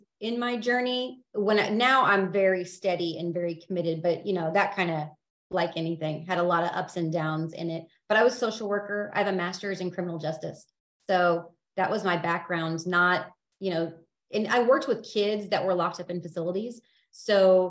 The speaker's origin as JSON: {"language": "English", "town": "Independence", "region": "Missouri", "country": "United States", "said": "I am from Independence, Missouri"}